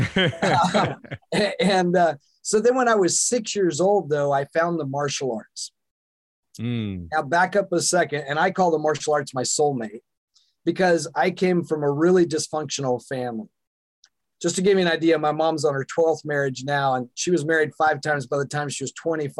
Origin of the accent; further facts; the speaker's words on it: the South, United States; now in Seattle, United States; I was born in the Bible Belt in the South, and that's an interesting place to grow up